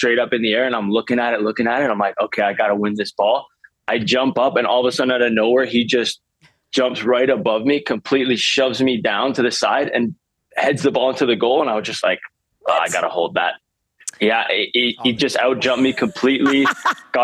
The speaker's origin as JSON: {"language": "English", "town": "Vancouver", "region": "British Columbia", "country": "Canada", "tie": "born or raised there", "said": "I'm born and raised in Vancouver."}